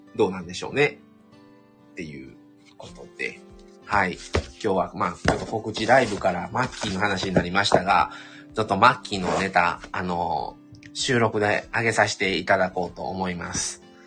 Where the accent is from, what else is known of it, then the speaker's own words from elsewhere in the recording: Kobe, Hyogo, Japan; also born or lived in Shiga Prefecture; 神戸で育ったんですけど、生まれが滋賀県、琵琶湖のあるとこですね。でも育ったのは神戸